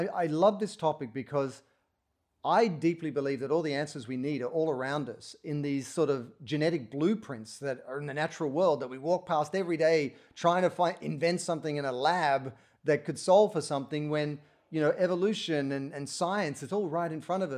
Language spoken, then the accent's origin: English; Sydney, New South Wales, Australia; moved away as an adult; also born or lived in Portland, Oregon; now in United States; I grew up in Australia in Sydney